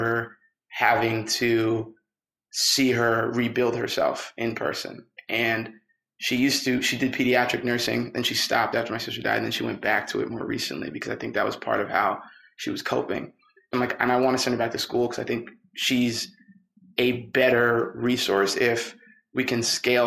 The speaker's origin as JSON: {"language": "English", "region": "New Hampshire", "country": "United States", "said": "I'm from New Hampshire."}